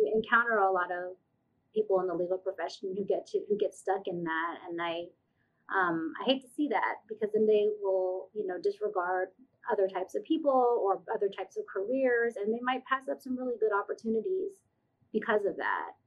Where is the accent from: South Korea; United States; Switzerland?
United States; Stone Mountain, Georgia; I grew up in Stone Mountain, Georgia, like mm-hmm. suburbs of Atlanta